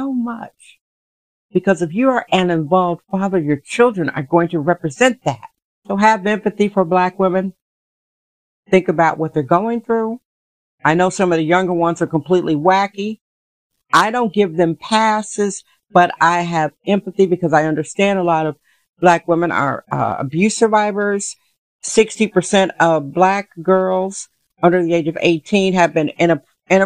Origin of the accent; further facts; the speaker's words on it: Milwaukee, Wisconsin, United States; now in San Francisco, United States; I'm from Milwaukee, Wisconsin originally